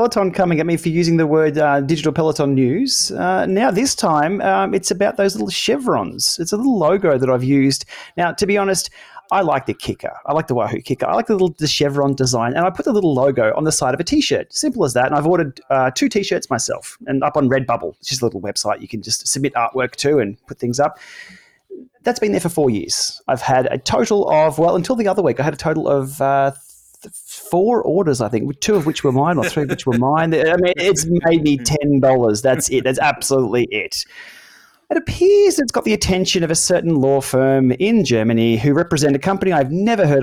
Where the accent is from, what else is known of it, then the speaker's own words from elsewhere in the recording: Australia; Being an Aussie